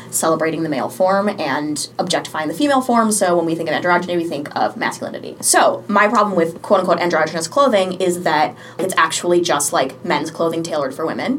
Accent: Sarasota, Florida, United States; I'm from Sarasota, Florida

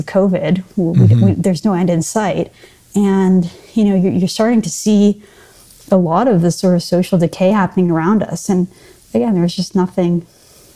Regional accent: Vancouver, British Columbia, Canada; now in Toronto, Canada; I grew up in British Columbia

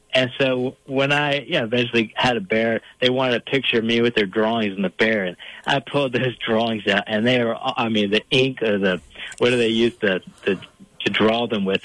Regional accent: Fairfax County, Northern Virginia, United States; now in Homer, New York, United States; I'm, from Virginia. Actually, I grew up uh, in Northern Virginia, just outside Washington D.C.

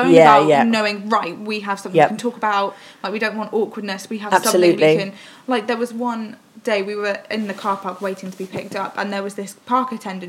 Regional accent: Oxford, South East England, United Kingdom; we're from Oxford

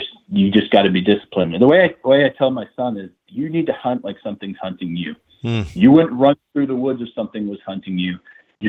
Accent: New Hampshire, United States; my home state

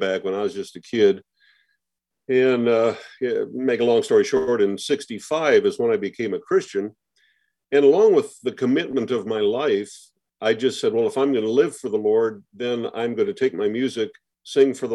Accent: Twin Cities area, Minnesota, United States; I grew up in the Minnesota area, Twin Cities area.

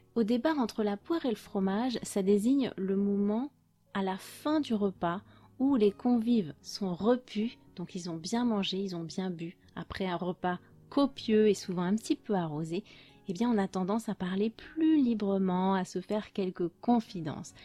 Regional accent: France; je suis française

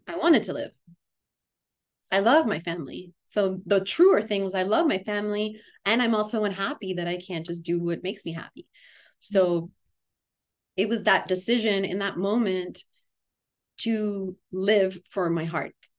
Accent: Miami, Florida, United States; moved away as an adult; now in Asheville, United States; the Miami community after I've been away cuz I I live now in Asheville for the last almost 7 years. And um going to be heading back and starting to grow some roots back in my hometown

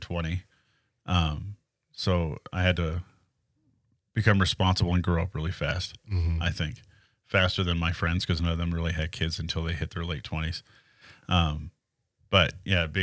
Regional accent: New England, United States; I grew up in New England

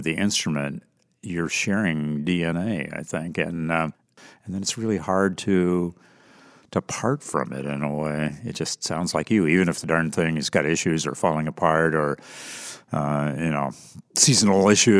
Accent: Vermont, United States; moved away; I'm a Vermonter and was born and raised there

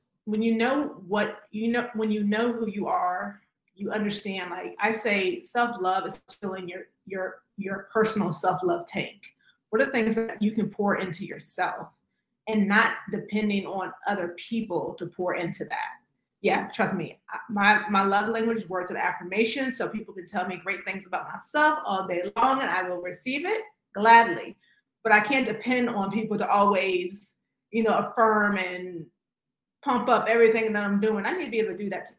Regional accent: Virginia, United States; moved away; also born or lived in North Carolina; I'm originally from Virginia, with the school in North Carolina.

